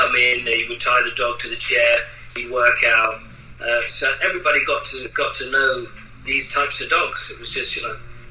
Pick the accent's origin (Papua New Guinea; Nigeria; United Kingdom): United Kingdom; England; moved away as an adult; now in France; I'm from England, living in France for the last 25 years.